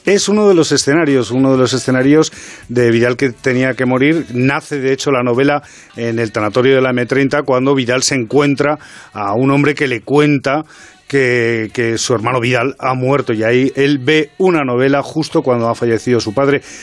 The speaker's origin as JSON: {"language": "Spanish", "town": "Madrid", "region": "Community of Madrid", "country": "Spain", "said": "los dos escritores somos del Parque de las Avenidas"}